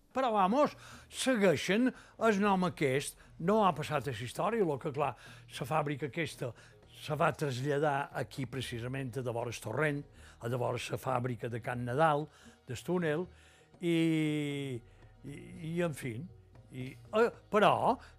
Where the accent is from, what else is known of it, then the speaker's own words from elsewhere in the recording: Bunyola, Balearic Islands, Spain; Vaig néixer a Bunyola, a la plaça, que llavors se deia Plaza de la Constitució